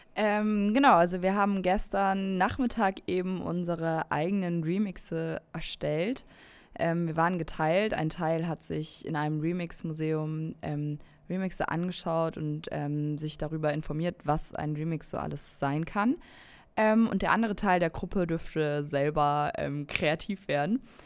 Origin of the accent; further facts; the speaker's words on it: Berlin, Germany; ich komme auch aus Berlin